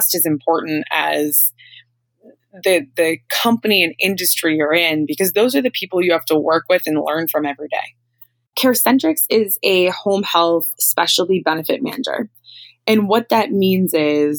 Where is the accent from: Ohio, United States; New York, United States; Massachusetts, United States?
Massachusetts, United States; just outside of Boston; I grew up just outside of Boston